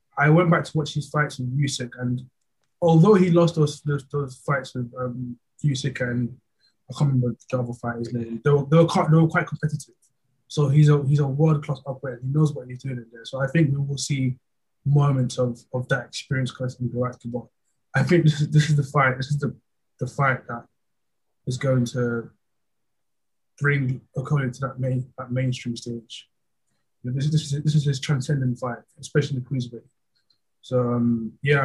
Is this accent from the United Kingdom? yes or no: yes; United Kingdom; as a British person